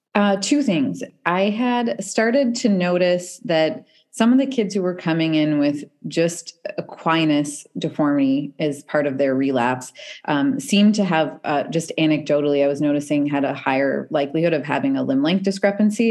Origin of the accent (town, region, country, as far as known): Canada; moved away; also born or lived in Seattle